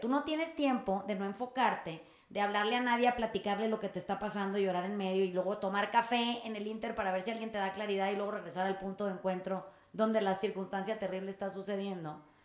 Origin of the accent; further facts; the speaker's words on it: Sinaloa, Mexico; yo soy sinaloense